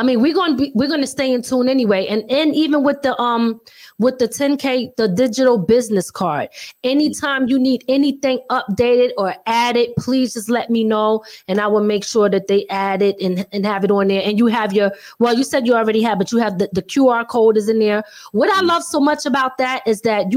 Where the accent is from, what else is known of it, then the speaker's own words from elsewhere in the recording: Philadelphia, Pennsylvania, United States; now in Upstate New York, United States; I'm originally from Philly